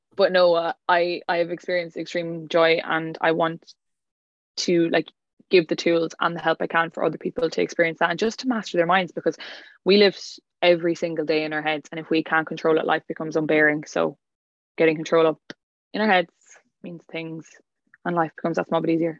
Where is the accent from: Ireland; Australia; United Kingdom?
Ireland; County Clare; I'm from County Clare, West Ireland